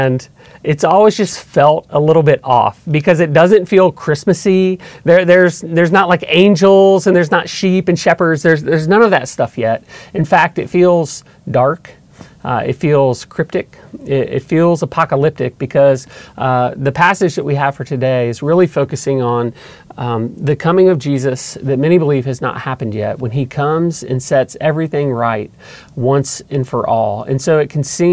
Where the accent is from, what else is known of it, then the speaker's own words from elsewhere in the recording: Atlanta, Georgia, United States; we grew up in just outside of Atlanta in a suburb